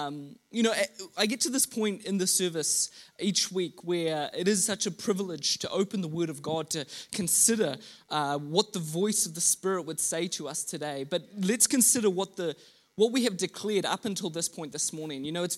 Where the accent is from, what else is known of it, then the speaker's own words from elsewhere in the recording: Mozambique; also born or lived in Kenya; Growing up in rural Mozambique, I was the son of missionaries. And so I grew up in Southeast Africa, in Mozambique. I was educated in Kenya.